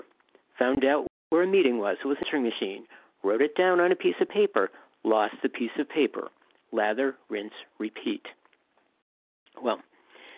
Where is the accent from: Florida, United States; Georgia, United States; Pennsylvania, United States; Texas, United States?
Pennsylvania, United States; Western; moved away as an adult; also born or lived in Southern California / San Francisco; I grew up in Western Pennsylvania, escaped when I was 18, went to Southern California